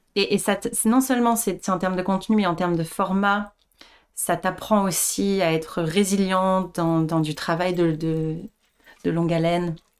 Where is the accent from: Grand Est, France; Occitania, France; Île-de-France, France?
Île-de-France, France; Le Chesnay; also born or lived in Paris; je je suis née à Paris, j'ai grandi en banlieue, au Chénet, pas loin de Versailles